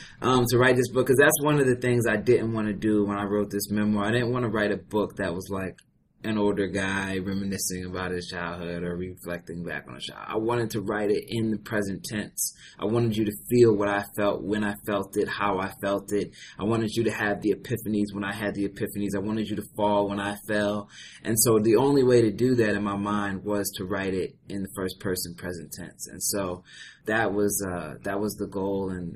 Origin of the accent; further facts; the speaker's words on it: Philadelphia, Pennsylvania, United States; Grew up in Philadelphia